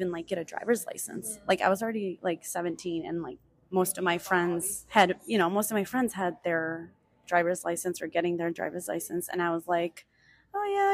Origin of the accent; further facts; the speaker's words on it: small town in Illinois, United States; also born or lived in State of Mexico, Mexico; My family and I moved here in the summer of 1992, and I was only a year and a half old